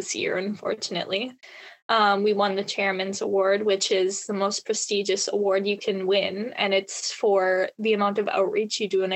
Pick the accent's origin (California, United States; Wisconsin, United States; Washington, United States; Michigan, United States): Wisconsin, United States; Reedsville; I am from Reidsville High School, also known as Hickville